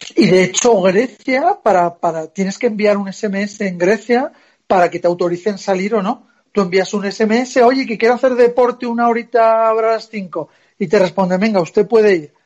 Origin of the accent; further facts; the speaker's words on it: Zaragoza, Aragon, Spain; now in Madrid, Spain; yo soy de Zaragoza